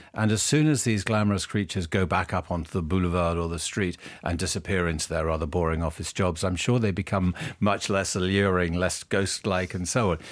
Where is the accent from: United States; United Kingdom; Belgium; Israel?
United Kingdom; being British, and I am a very patriotic Brit